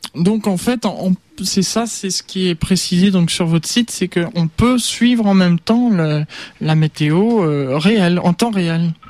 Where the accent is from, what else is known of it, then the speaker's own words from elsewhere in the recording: Normandy, France; je suis normand moi-même, j'aime beaucoup la Normandie